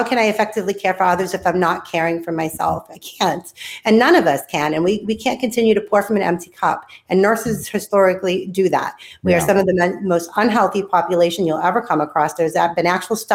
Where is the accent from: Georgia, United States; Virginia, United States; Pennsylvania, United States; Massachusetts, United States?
Massachusetts, United States; Boston; moved away as an adult; now in Tennessee, United States; I'm a city girl. I'm from Boston